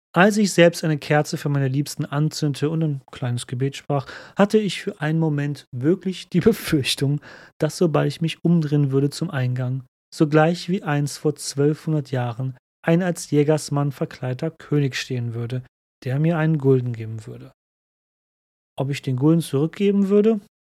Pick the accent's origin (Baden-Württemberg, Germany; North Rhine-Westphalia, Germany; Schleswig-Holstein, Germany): North Rhine-Westphalia, Germany; Cologne; mich als Kölner